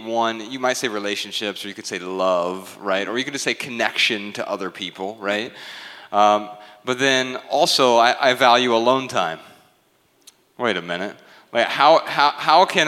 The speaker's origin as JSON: {"language": "English", "town": "Dayton", "region": "Ohio", "country": "United States", "said": "I'm from Dayton, Ohio, and we have Tim Hortons there"}